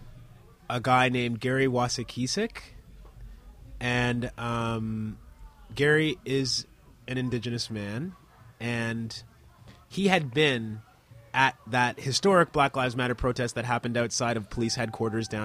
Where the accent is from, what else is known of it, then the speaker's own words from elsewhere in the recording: Canada; as a Canadian born in this country